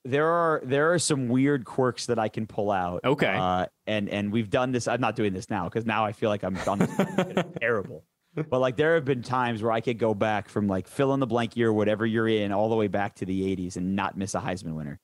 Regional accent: Detroit, Michigan, United States; moved away; I grew up in Michigan, in suburban Detroit

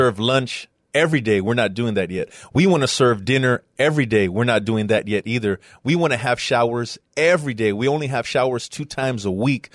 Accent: San Antonio, Texas, United States; I'm from San Antonio, uh, west side of San Antonio

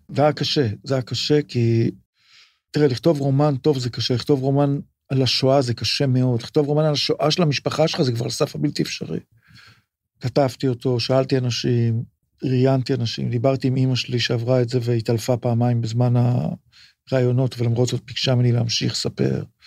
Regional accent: Tel Aviv, Tel Aviv District, Israel; אני גדלתי מגיל תשע בצפון תל אביב

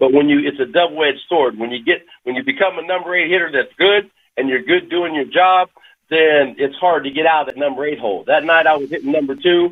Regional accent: Kansas, United States; also born or lived in France; I grew up in the Midwest, and I grew up in Kansas.

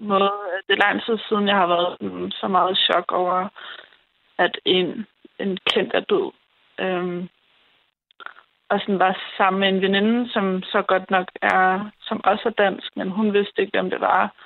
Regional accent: Roskilde, Zealand, Denmark; Jeg er fra Roskilde.

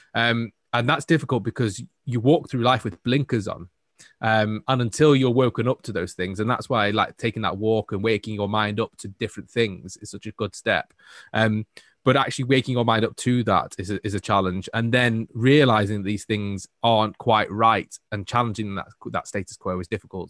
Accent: Manchester, North West England, United Kingdom; I am a Mancunian, born and bred.

